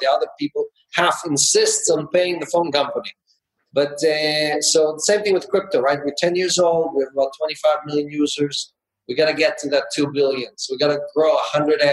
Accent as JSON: {"language": "English", "country": "Israel", "tie": "born or raised there", "also_born_or_lived": "Ukraine", "moved": "as an adult", "lives_now": "United States", "said": "I was born into communism in the Ukraine back in the 60s. I grew up in Israel and socialism and spent the last 30 years in capitalism in the United States"}